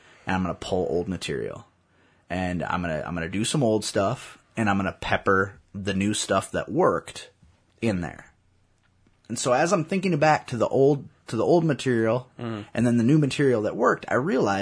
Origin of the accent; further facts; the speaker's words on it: Waterloo, Iowa, United States; I was from Waterloo